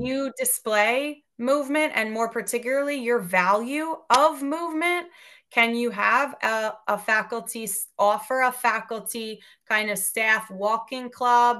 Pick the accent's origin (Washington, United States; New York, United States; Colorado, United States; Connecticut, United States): New York, United States; Westchester; my hometown school district in Westchester, New York